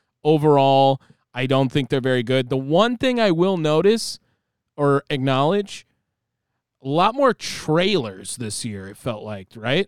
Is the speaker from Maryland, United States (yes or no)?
yes; Maryland, United States; born there; Right, I was born in 1985 in Maryland.